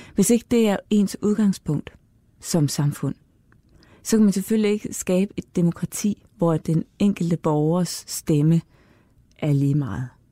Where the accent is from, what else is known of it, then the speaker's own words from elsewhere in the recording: Denmark; vi som danskere